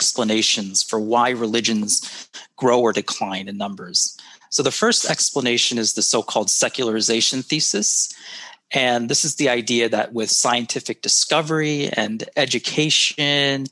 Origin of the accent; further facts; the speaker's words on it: United States; moved away as an adult; now in Singapore; I am originally from the United States. I was born and raised into a Christian home